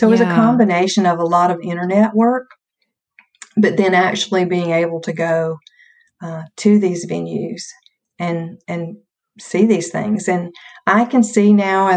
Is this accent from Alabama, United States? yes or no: no; North Carolina, United States; born or raised there